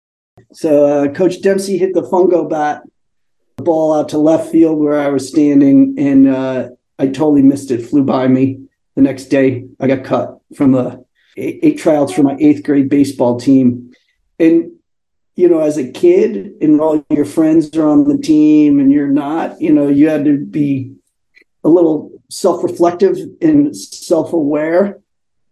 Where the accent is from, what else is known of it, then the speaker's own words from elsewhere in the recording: Connecticut, United States; moved away as an adult; now in San Francisco, United States; I grew up on the East Coast, Connecticut